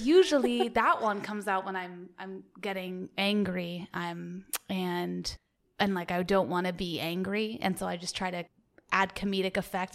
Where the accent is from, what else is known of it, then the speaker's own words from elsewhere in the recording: the South, United States; accent: Southern; being from the South, I like to do my Southern accent a lot.